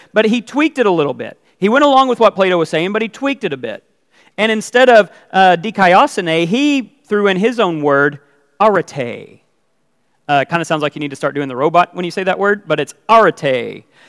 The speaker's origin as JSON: {"language": "English", "country": "United States", "said": "I'm an American"}